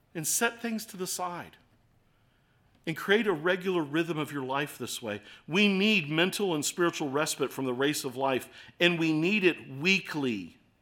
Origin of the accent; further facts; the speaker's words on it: Baltimore, Maryland, United States; accent: Baltimore; my Baltimore accent